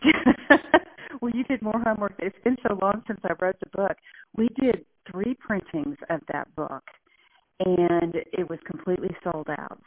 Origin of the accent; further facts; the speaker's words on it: Dallas, Texas, United States; moved away as an adult; also born or lived in Birmingham, Alabama; now in Alabama, United States; I was born and raised in Dallas lived there my entire life